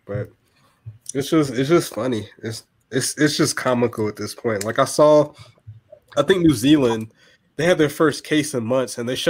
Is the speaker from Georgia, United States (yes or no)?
yes; Augusta, Georgia, United States; Being also an Augustan